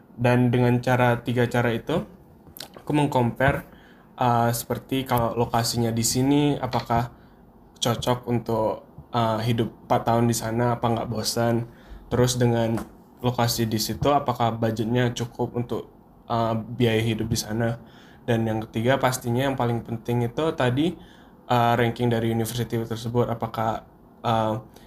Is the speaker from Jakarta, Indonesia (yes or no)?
no; Duri, Riau, Indonesia; moved away as an adult; now in Pennsylvania, United States; Aku dari Duri sama kayak Zaid, dari Riau